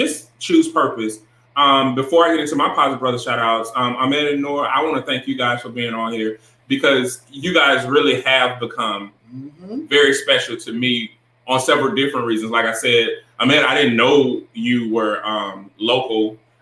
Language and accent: English; Augusta, Georgia, United States; now in North Carolina, United States; I'm from Augusta